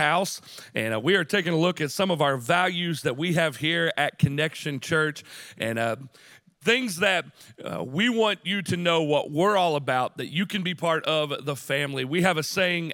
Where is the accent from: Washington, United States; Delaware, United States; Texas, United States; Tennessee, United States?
Tennessee, United States; Chattanooga; we grew up on the University of Tennessee at Chattanooga's campus, right there on Vine Street. I grew up next to the Kappa Sig House